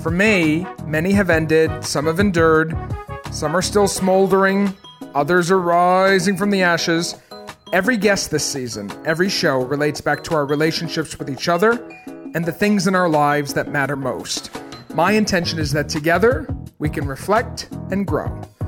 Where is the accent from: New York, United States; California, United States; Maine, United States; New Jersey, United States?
Maine, United States; So I grew up in Maine.